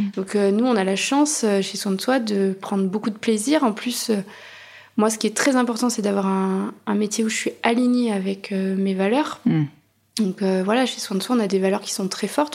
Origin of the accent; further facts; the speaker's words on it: Auvergne-Rhône-Alpes, France; moved away as an adult; now in Bordeaux, France; J'avais fait mes études en Auvergne